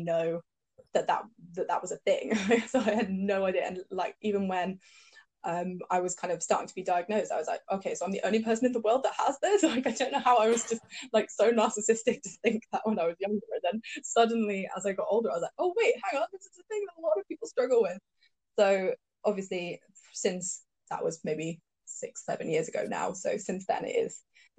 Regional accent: Cheshire, North West England, United Kingdom; now in London, United Kingdom; when I was growing up in Cheshire

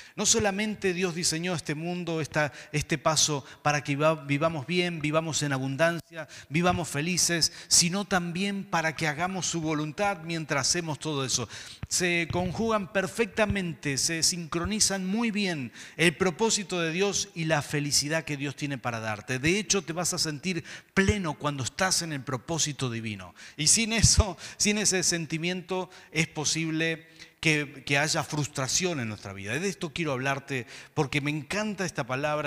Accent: Mendoza, Argentina; diríamos acá en Mendoza

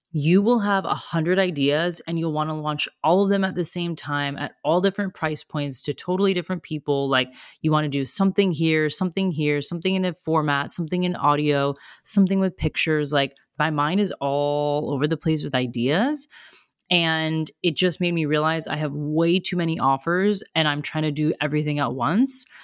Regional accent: United States; moved away as an adult; also born or lived in Australia; now in Germany

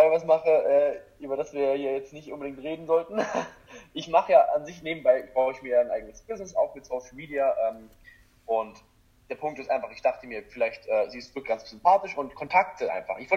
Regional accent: Görlitz, Saxony, Germany; now in Dresden, Germany; einfach nach Dresden zu ziehen, weil ich komme ja eigentlich aus Görlitz, ich weiß nicht, wer das alles kennt, das ist an der polnischen Grenze

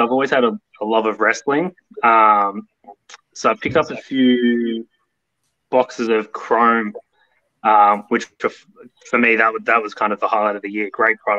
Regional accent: New South Wales, Australia; Given I'm from New South Wales, there's not really too many places to actually physically see and buy cards.

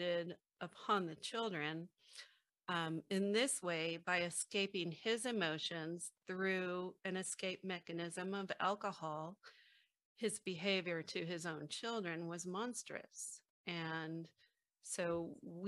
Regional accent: San Francisco, California, United States; I was born in the Haight-Ashbury district of San Francisco in the mid-1960s.

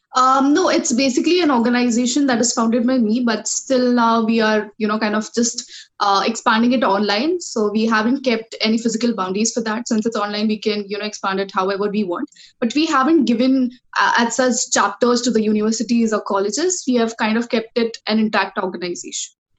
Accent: Kolhapur, Maharashtra, India; I come from uh, the city called Kolhapur, which is located in state of Maharashtra.

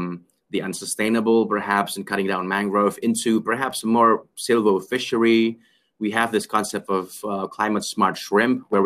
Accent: Jakarta, Indonesia; Growing up in Jakarta, I mean, like, it's a city life

